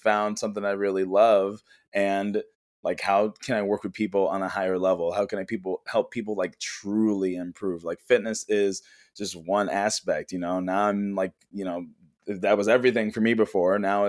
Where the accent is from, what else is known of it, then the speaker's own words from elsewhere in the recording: Chicago, Illinois, United States; from Chicago, Illinois. I am a Reiki healer.